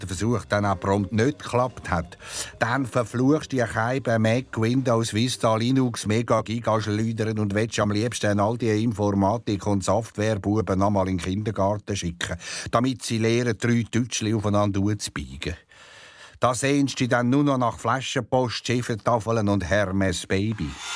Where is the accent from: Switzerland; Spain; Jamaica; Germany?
Switzerland; accent: Berndeutsch; first language Swiss German; also born or lived in Solothurn; Berndeutsch ist ein äh, Teil von meiner, von meiner Muttersprache. Also meine Mutter war Solothurner